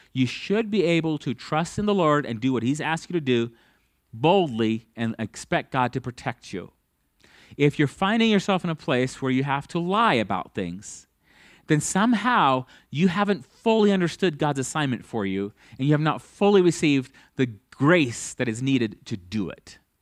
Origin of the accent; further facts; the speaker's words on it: United States; as an American